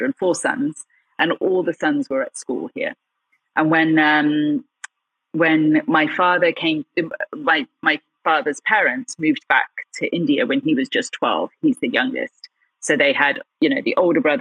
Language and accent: English; Gloucestershire, South West England, United Kingdom; also born or lived in Birmingham; We're in this tiny village in the heart of Gloucestershire